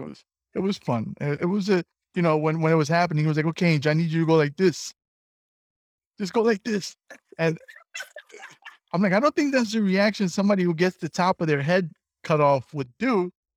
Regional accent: New York City, New York, United States; I grew up in the South Bronx

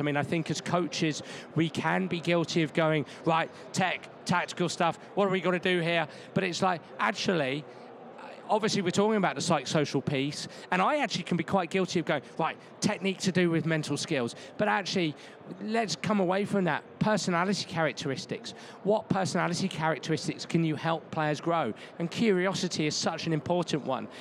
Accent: England, United Kingdom; moved away; I'm English and we have different rules over there

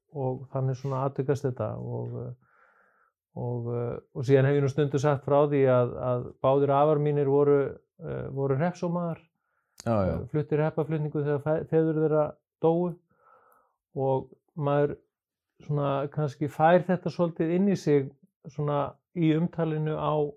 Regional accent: Kópavogur, Capital Region, Iceland; moved away as an adult; also born or lived in Reykjavík / United States; ég er eh, fættur í Reykjavík en alveg upp að langmestu leiti í Kópaví. Fór þar alla mínu skólagöngu

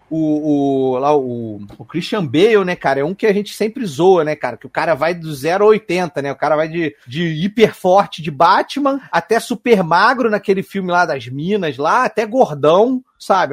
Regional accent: Petrópolis, Rio de Janeiro, Brazil; now in Rio de Janeiro, Brazil; eu sou de Petrópolis, né? Nasci lá, nasci em Petrópolis, morei lá muito tempo antes de mudar pro Rio

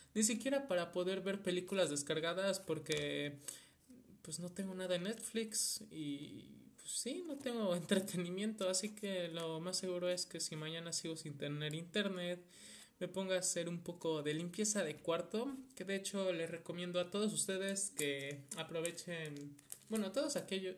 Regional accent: Mexico; soy de México

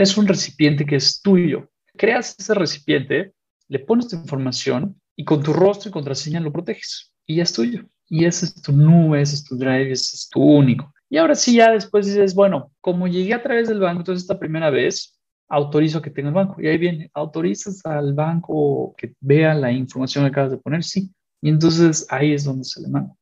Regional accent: Mexico; soy mexicano, en un sentido de dónde vengo

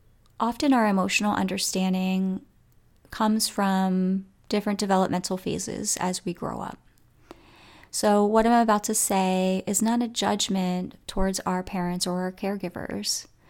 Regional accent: Coatesville, United States; I grew up in Coatesville, and you know, it's a community, you know, that sometimes has a little anger running through it

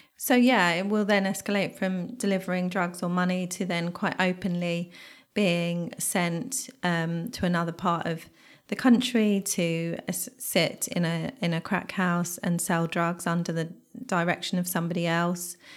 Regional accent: Bedfordshire, East of England, United Kingdom; I remember being fifteen, growing up in Bedfordshire

